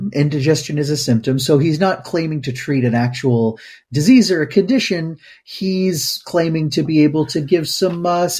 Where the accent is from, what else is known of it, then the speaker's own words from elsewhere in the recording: Midwest, United States; Because you were raised in the West Coast and I was raised in the Midwest.